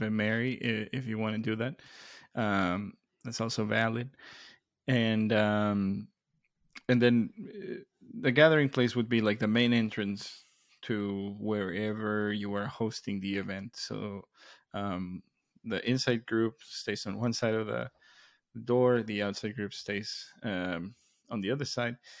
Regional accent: Mexico; moved away; growing up in Mexico

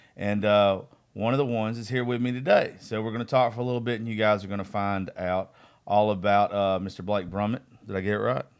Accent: Eastman, Georgia, United States; Eastman's my hometown

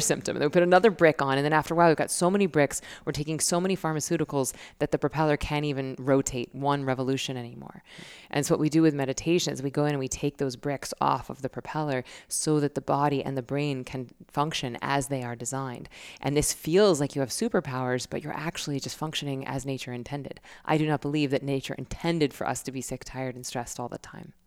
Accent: Tallahassee, Florida, United States; my hometown, Tallahassee.

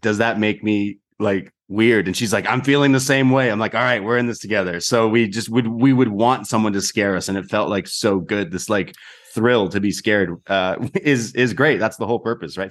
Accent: Canada

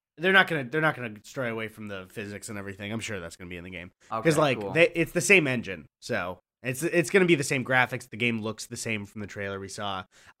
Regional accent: Midwest, United States; I like saying I'm from the Midwest.

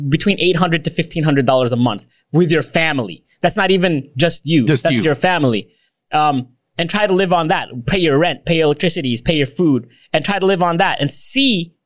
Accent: United States; I'm Filipino American

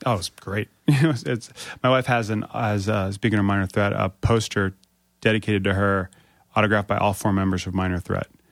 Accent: Springfield, Virginia, United States; I grew up in Northern Virginia

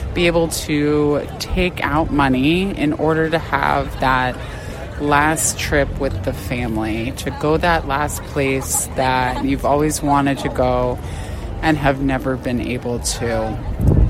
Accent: Arizona, United States; born and raised in Arizona

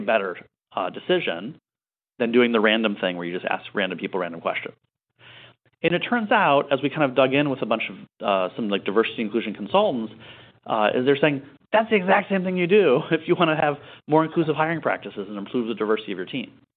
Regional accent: Michigan, United States; also born or lived in San Francisco; now in New York, United States; I grew up in Michigan

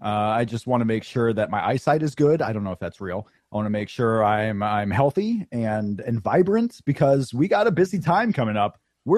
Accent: Florida, United States; I grew up in Florida, the real South.

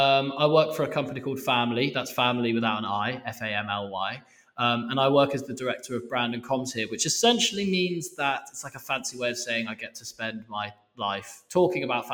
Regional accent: Harpenden, East of England, United Kingdom; now in Copenhagen, Denmark; Born and bred. I was born on Cowper Road.

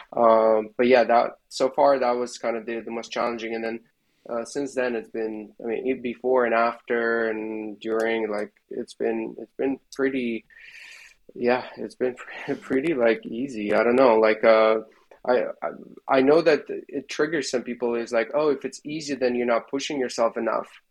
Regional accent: Belarus; moved away as an adult; now in San Francisco Bay Area, United States; at the university in belarus where i left my hometown and uh, went to study at the university there

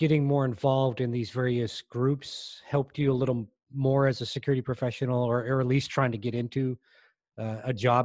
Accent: United States; I'm born and raised in the United States

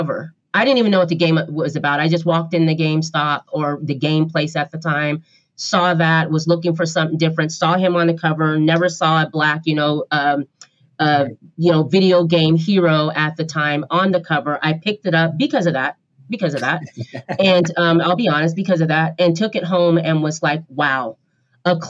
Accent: Portland, Oregon, United States; I'm from Portland, Oregon, so I go to Powell Books

